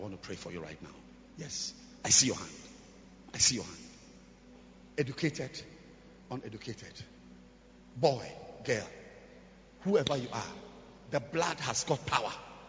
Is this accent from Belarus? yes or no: no; Jamaica; I'm just from Jamaica. We built a huge cathedral, the Rock Cathedral, in the center of Jamaica.